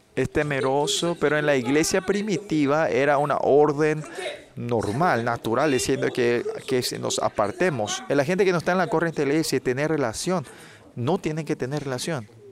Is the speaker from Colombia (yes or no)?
no; South Korea; porque somos coreanos